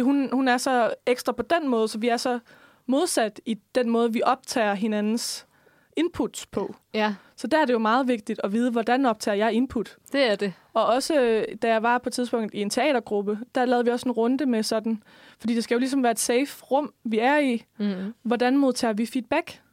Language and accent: Danish; West Jutland, Denmark; jeg er også en vestjyde